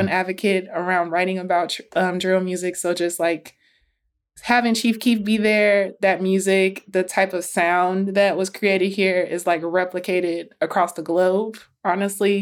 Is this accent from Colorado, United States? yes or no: no; Chicago, Illinois, United States; born or raised there